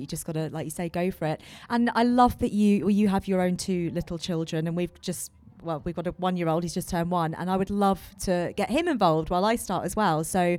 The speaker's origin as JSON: {"language": "English", "area": "Surrey", "region": "South East England", "country": "United Kingdom", "also_born_or_lived": "London", "moved": "as an adult", "said": "Adam and I moved to Surrey about 4 years ago now, which is where I'm from. We moved from London"}